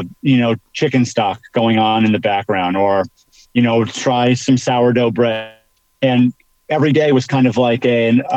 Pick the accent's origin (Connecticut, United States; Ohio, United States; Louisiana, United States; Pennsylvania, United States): Pennsylvania, United States; northeastern; I grew up in northeastern Pennsylvania, right on the border of New York, New Jersey, on the Pennsylvania side